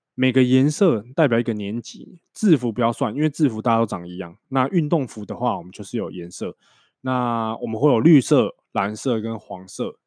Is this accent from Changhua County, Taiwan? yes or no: yes; Changhua County, Taiwan; moved away as an adult; also born or lived in northern Taiwan; 因为我是彰化人嘛，那我念的高中是国立彰化商业职业高级学校，就是彰化高商